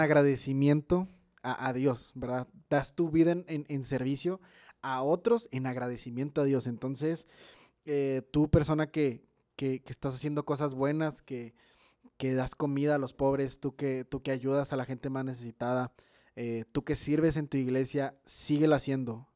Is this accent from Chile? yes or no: no; Mexico; como mexicanos